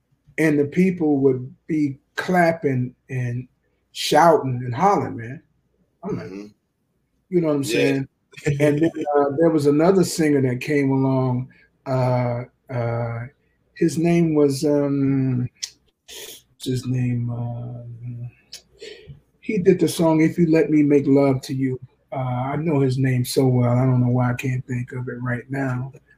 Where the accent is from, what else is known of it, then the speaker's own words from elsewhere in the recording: Jacksonville, Florida, United States; Yeah. Duval, man. And it was cool.